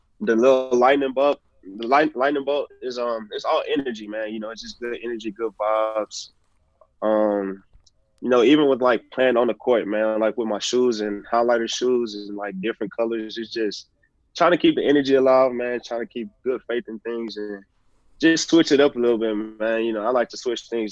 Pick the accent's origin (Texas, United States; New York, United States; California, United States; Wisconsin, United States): Texas, United States; Houston; moved away; I was a big T-Mac fan growing up in Houston